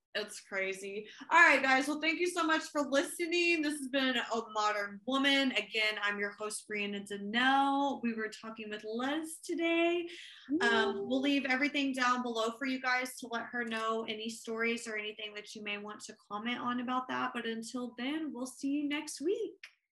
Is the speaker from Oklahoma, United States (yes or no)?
yes; Oklahoma City, Oklahoma, United States; also born or lived in Tulsa, Oklahoma